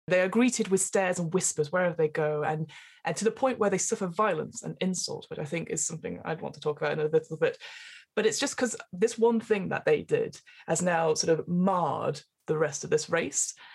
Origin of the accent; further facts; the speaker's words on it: England, United Kingdom; as an English person